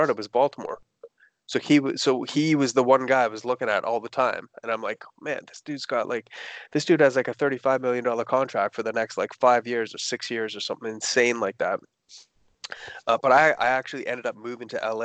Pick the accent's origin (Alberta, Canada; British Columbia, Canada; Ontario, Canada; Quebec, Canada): Ontario, Canada; Toronto; we're both from Toronto